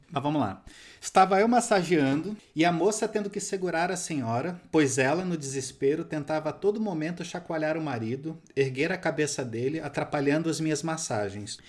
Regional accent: Rio de Janeiro, Brazil; a minha juventude eu passei em Santa Teresa no Rio de Janeiro

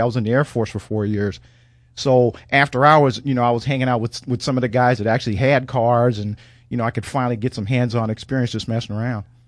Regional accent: St. Louis, Missouri, United States; I grew up in Saint Louis, Missouri

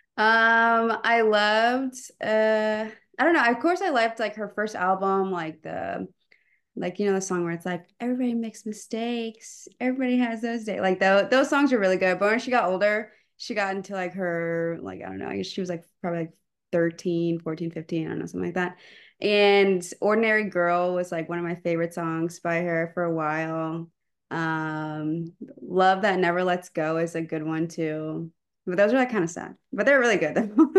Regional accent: Pflugerville, Texas, United States; moved away as an adult; also born or lived in Champaign, Illinois; I'm from the Austin area, specifically Pflugerville

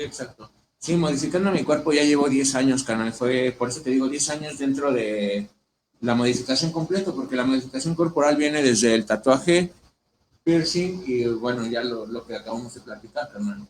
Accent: Ecatepec, State of Mexico, Mexico; moved away as an adult; now in Mexico City, Mexico; yo vengo de Ecatepec, Estado de México. Bueno, ahorita radico en DF

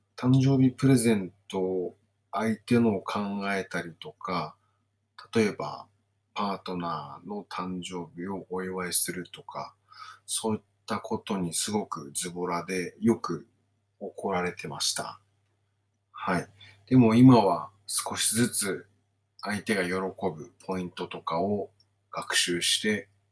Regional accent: Kawasaki, Kanagawa, Japan; also born or lived in Saiwai-ku, Kawasaki; now in Kawasaki, Japan; 私が生まれ育った地域ってのは川崎南部なんですね。

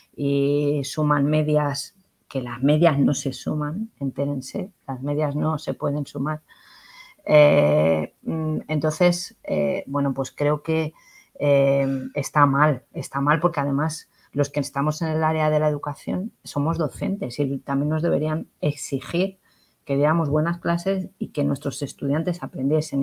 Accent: Cuenca, Castilla-La Mancha, Spain; era en Cuenca, en mi tierra

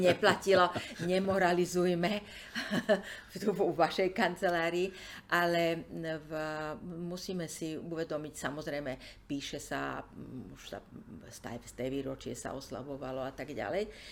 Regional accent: Slovakia; also born or lived in Czechoslovakia; pre nás Slovákov

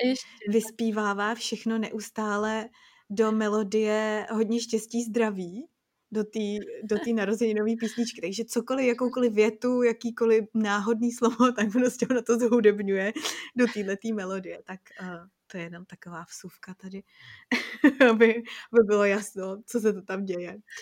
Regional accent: Czechia; moved away; my Češi

